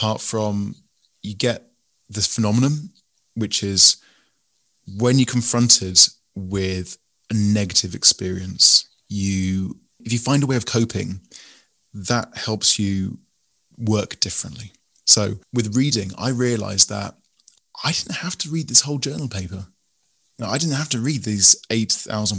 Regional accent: England, United Kingdom; you can tell from my voice I'm English

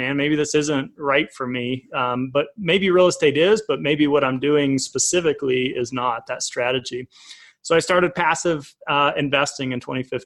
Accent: Colorado, United States; also born or lived in Tulsa, Oklahoma; I was born in Tulsa. We'll start there when, you know, up to 4 years old. Came into Colorado

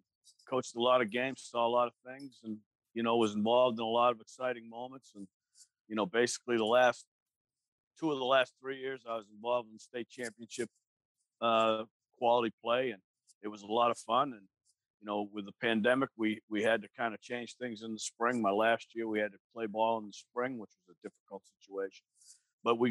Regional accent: Boston, Massachusetts, United States; I grew up in the Boston area

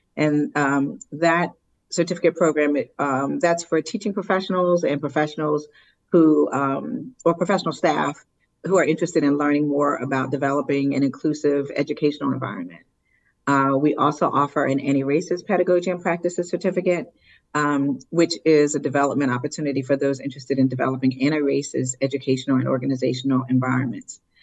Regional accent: Willingboro, New Jersey, United States; I grew up in Wellingboro, New Jersey

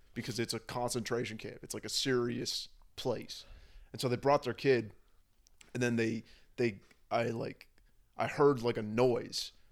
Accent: San Francisco, California, United States; moved away; also born or lived in Berlin; I grew up, I grew up in San Francisco

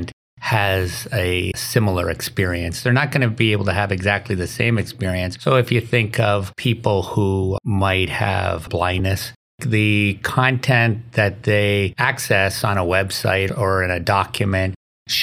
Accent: Canada; moved away as an adult; also born or lived in Windsor, Canada; now in Oswego, United States; I'm originally from Canada

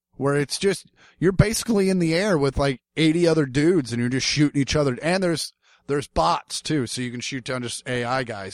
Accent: Kansas City, United States; growing up in Kansas City

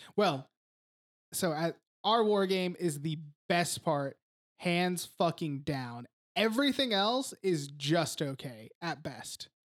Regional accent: United States; whenever I was a kid growing up in America

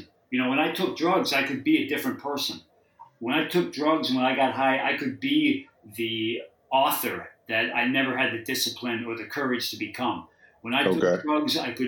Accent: Massachusetts, United States; moved away as an adult; now in San Francisco, United States; Originally from Massachusetts. I lived in San Francisco since 88.

